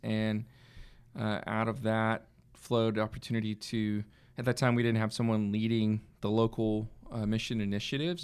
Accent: Red Oak, Texas, United States; moved away as an adult; also born or lived in Arkansas / Oklahoma; I grew up in the Dallas area in, uh, a town at the time that was small, Red Oak, Texas, just south of the Dallas area.

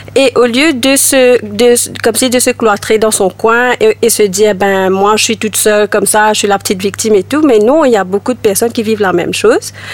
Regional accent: Mauritius; moved away as an adult; also born or lived in Ireland; j'ai vécu à Maurice jusqu'à l'âge de 21 ans. À 21 ans, j'ai quitté Maurice pour aller en Irlande et j'ai vécu là-bas euh, 10 ans

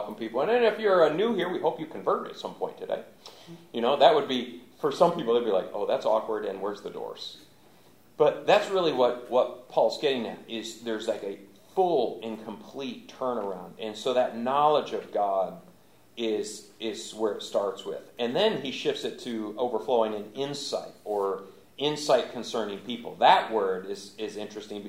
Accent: Michigan, United States; moved away; also born or lived in Louisville, Kentucky; I grew up in Michigan

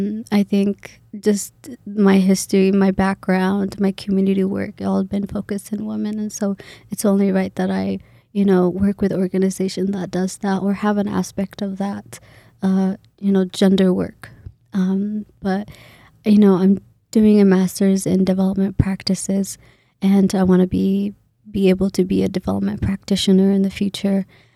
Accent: Kenya; when I tell them I'm Kenyan or I'm from Kenya, I was born in Kenya, immediately assume I know Kiswahili.

